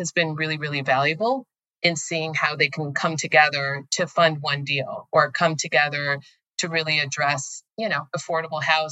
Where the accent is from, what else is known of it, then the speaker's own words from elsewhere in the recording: United States; which was more of a value system I grew up in America